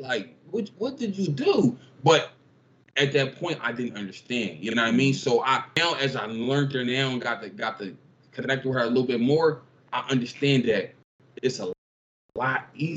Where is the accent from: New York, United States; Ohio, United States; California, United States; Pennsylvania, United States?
Pennsylvania, United States; Philadelphia; I grew up in North Philly, like the inner city